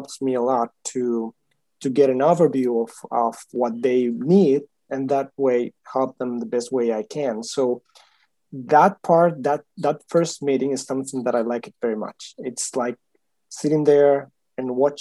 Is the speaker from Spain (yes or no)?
yes; Huelva, Andalusia, Spain; moved away as an adult; now in Miami, United States; I'm from Spain. I was born in Huelva, a city close to Seville